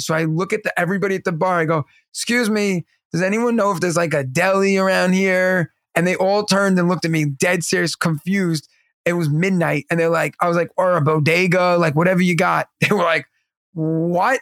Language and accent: English; New York, United States; also born or lived in Pennsylvania; the water in New York is what makes our pizza and our bagels